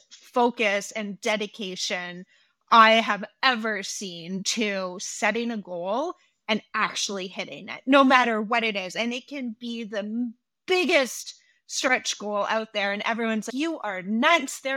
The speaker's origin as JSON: {"language": "English", "country": "Canada", "said": "I'm Canadian"}